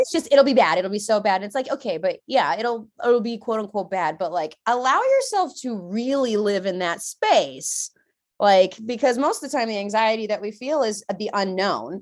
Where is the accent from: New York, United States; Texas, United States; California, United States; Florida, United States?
California, United States; San Diego; moved away as an adult; now in Washington, United States; I'm from California, y'all, okay? I left sunny beaches of San Diego